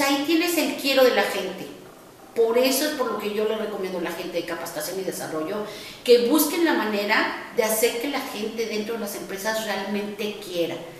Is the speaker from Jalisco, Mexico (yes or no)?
no; Mexico City, Mexico; Como buena chilanga